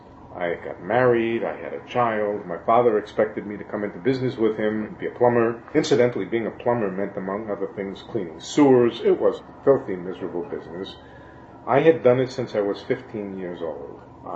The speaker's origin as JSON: {"language": "English", "town": "New York City", "region": "New York", "country": "United States", "said": "When I find myself in the city, all of a sudden I'm a New Yorker again."}